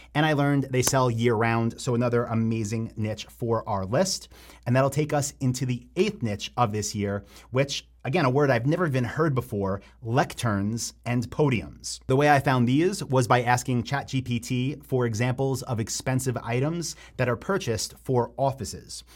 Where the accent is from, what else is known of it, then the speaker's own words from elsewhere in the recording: Long Island, Nassau County, New York, United States; I grew up on Long Island in Nassau County